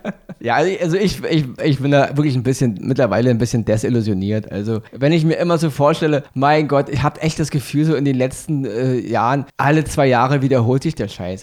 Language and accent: German; Germany; bei uns in Deutschland